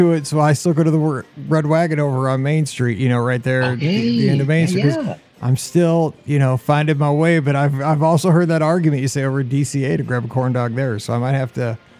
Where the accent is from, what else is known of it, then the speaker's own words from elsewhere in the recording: Missouri, United States; we're from Missouri.